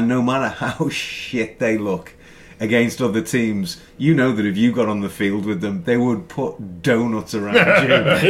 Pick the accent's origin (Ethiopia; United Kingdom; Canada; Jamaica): United Kingdom; Merseyside, North West England; now in United States; I'm from Merseyside